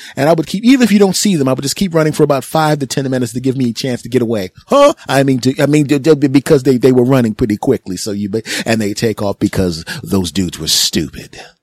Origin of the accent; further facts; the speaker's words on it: Philadelphia, Pennsylvania, United States; in my hometown of, uh, of Philadelphia.